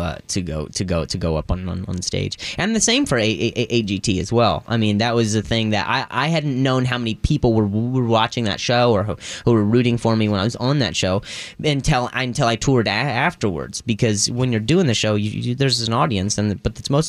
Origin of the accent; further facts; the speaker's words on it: Indiana, United States; now in Los Angeles, United States; I was born in Indiana